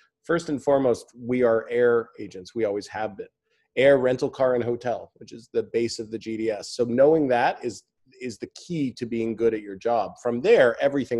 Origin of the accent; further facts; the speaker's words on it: Santa Monica, California, United States; also born or lived in Arizona; now in Los Angeles, United States; I grew up in Santa Monica